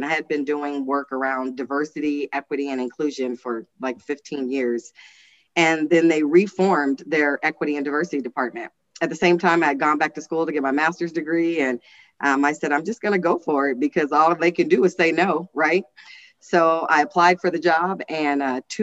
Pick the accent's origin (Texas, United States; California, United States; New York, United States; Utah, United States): California, United States; Los Angeles; also born or lived in Kansas City, Missouri; now in Reno, United States; I was born in Kansas City, Missouri, but raised in South Central Los Angeles